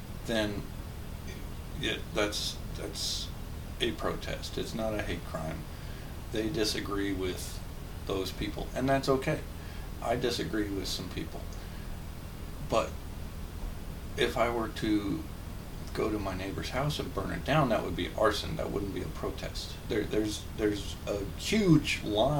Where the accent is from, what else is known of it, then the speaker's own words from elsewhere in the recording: Kansas, United States; when I was growing up in Kansas, we had a yard